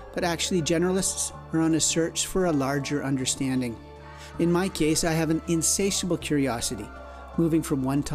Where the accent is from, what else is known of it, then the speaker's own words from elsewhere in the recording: Canada; I'm a Canadian journalist